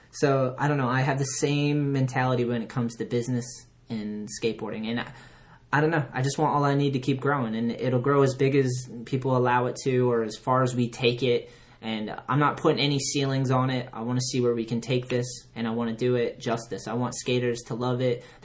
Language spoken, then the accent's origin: English; Onset, Massachusetts, United States; I'm from Onset in Plymouth.